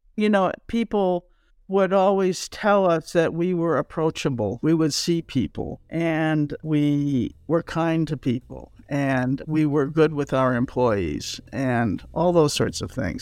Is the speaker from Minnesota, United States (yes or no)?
yes; Minnesota, United States; moved away; also born or lived in New York; I'm originally from Minnesota